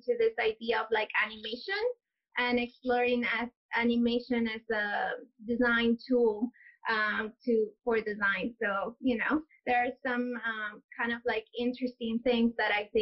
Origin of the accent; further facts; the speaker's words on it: Lima, Peru; moved away as an adult; also born or lived in Toronto, Canada / London, United Kingdom; now in New York City, United States; I was born and raised in Lima.